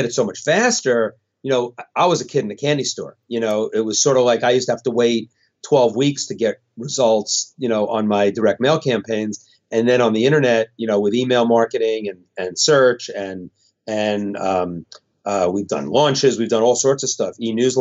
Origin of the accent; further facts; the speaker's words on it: Westport, Connecticut, United States; My hometown, Westport, Connecticut